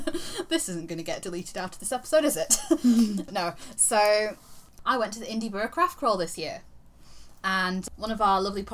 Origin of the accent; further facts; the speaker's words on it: Yorkshire and the Humber, United Kingdom; I'm from Yorkshire.